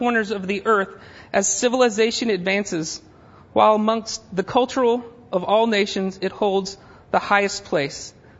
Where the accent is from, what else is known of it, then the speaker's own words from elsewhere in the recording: Germany; born there; I grew up in all that kind of world, crossing cultures. I was born in Germany, all this other stuff.